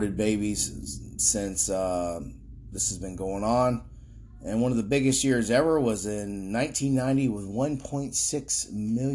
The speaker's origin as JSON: {"language": "English", "region": "Florida", "country": "United States", "said": "Florida, my home state"}